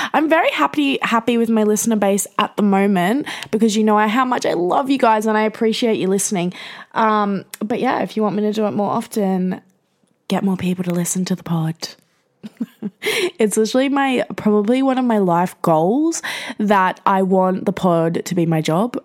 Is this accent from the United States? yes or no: no; Gold Coast, Queensland, Australia; as a young person growing up in the Gold Coast in Queensland